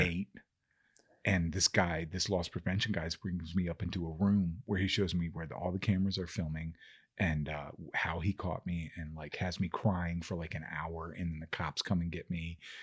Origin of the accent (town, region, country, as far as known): Maryland, United States